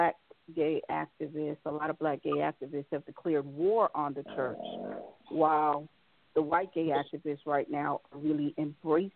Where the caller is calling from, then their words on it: Orlando, Florida, United States; I'm calling from Orlando